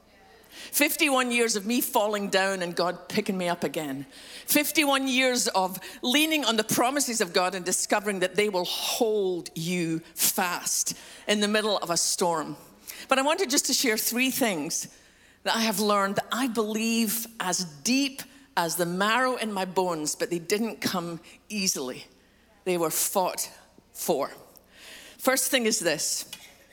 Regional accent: Scotland, United Kingdom; moved away; I'm from Scotland, which explains a funny accent.

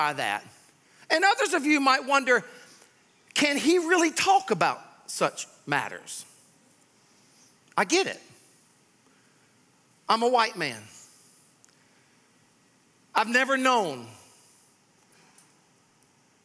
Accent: Sumter, South Carolina, United States; I grew up in Sumter, South Carolina.

